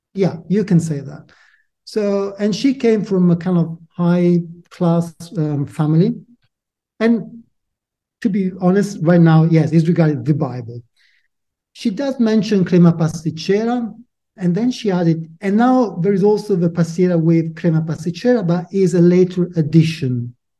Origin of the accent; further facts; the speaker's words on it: outside Milan, Lombardy, Italy; English is a second language; moved away as an adult; also born or lived in Lucca, Italy; now in London, United Kingdom; I was born and bred outside Milano. So, in a way, I consider myself northerner